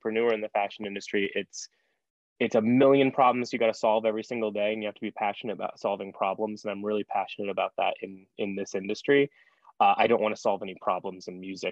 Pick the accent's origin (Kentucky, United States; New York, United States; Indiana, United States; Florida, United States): Indiana, United States; Fort Wayne; being from somewhere like Fort Wayne, Indiana